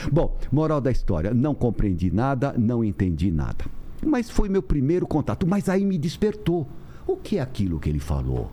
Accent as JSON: {"language": "Portuguese", "region": "São Paulo", "country": "Brazil", "also_born_or_lived": "Santos", "said": "eu sou aqui de São Paulo, ah. com o pé no interior pela minha minha mãe"}